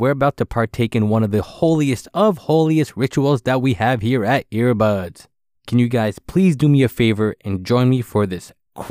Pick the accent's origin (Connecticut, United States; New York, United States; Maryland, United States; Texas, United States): Maryland, United States; See, I'm from Maryland.